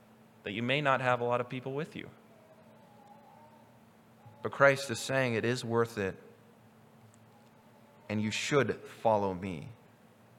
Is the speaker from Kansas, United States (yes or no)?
yes; Newton, Kansas, United States; moved away as an adult; now in Idaho, United States; I'm from Newton, Kansas, and we have a train yard